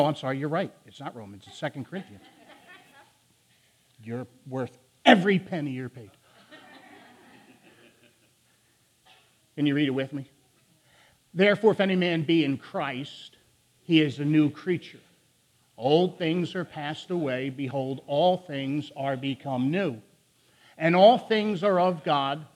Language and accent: English; Philadelphia, Pennsylvania, United States; accent: northern; I will talk way faster than any human being should ever talk, because I'm from Philly. I have a northern speech impediment